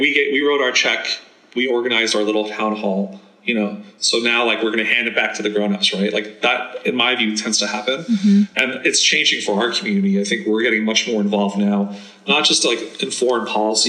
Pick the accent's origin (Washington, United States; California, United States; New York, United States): New York, United States; New York City; also born or lived in Afghanistan / India / Germany; And then we moved to New York and I grew up in Queens.